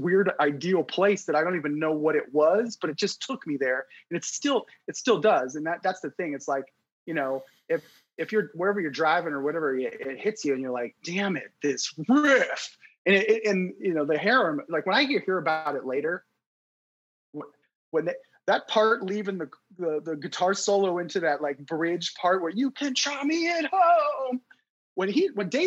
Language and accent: English; Youngstown, Ohio, United States; growing up I grew up in Youngstown